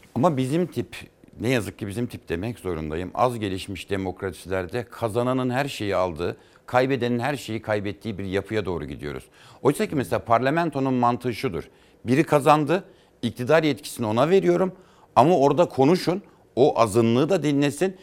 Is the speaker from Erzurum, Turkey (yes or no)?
yes; Erzurum, Turkey; moved away as an adult; also born or lived in Erzincan / Kars / Ankara; Erzincan'da doğduk. Sonra Erzurum'a tayini çıktı babamın. İşte ben üniversiteyi kazandığımda ilk kez batı tarafına geçtim.